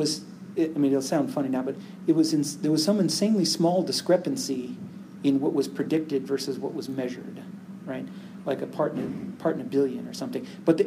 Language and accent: English; Phoenix, Arizona, United States; So I grew up in Phoenix, and I wasn't born there, but I grew up there.